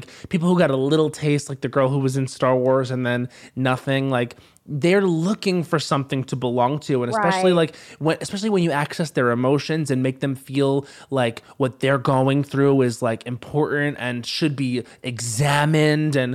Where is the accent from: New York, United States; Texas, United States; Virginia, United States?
New York, United States; Long Island; now in Los Angeles, United States; I'm from Long Island originally.